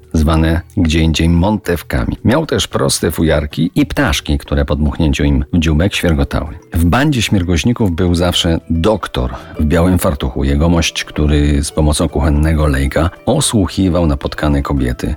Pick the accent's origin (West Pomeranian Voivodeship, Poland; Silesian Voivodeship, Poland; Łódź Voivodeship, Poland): Silesian Voivodeship, Poland; Kozy; w mojej rodzinnej wsi Kozy u stóp Beskidu Małego